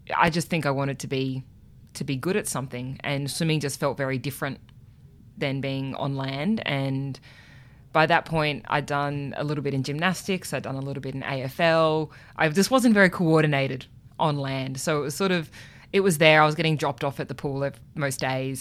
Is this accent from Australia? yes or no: yes; Canberra, Australian Capital Territory, Australia; growing up in Canberra